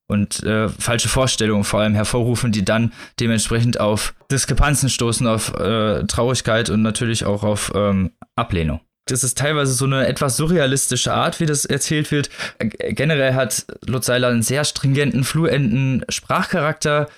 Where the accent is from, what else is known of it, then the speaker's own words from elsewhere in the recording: West Germany, Germany; ich bin ja Wessi